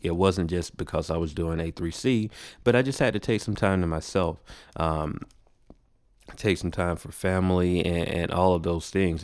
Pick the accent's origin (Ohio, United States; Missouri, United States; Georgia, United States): Georgia, United States; Macon; moved away as an adult; now in Atlanta, United States; I was born here in Atlanta, but I was raised in a city called Macon, uh, Georgia.